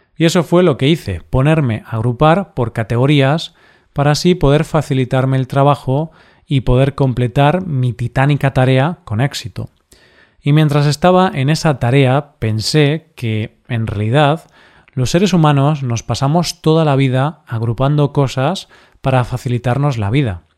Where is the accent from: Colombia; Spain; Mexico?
Spain; lo que éramos como país